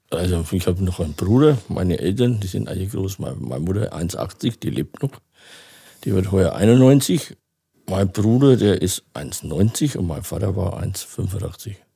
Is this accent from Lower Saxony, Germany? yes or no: no; Feucht, Bavaria, Germany; Bei Nürnberg, ja. Bei Nürnberg.